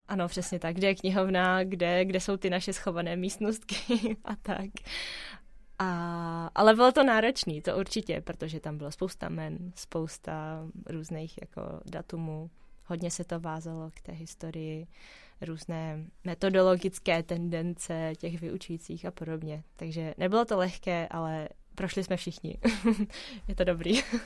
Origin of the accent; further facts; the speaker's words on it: Prague, Czechia; protože jsem se narodila v Praze, mám pocit, že tady všechno znám